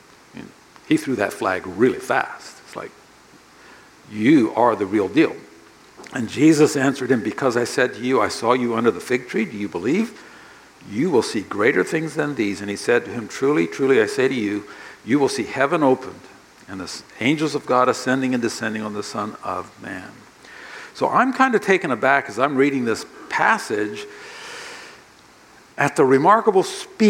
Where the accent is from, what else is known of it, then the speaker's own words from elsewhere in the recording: Japan; born there; I grew up on the mission field. My parents are missionaries. I was born in Japan.